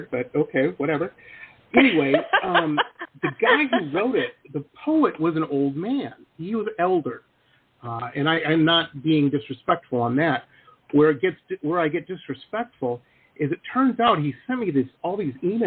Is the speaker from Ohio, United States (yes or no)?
no; Detroit, Michigan, United States; moved away; I grew up in Detroit, so that's my basis of comparison to everything.